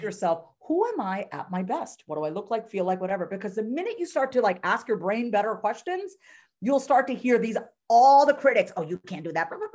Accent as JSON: {"language": "English", "region": "New York", "country": "United States", "said": "I'm from New York"}